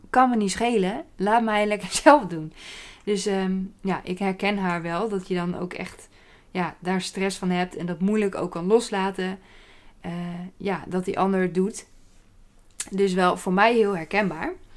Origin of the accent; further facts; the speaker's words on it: Apeldoorn, Gelderland, Netherlands; moved away as an adult; now in Staphorst, Netherlands; En ik kom uit Apeldoorn, daar ben ik opgegroeid.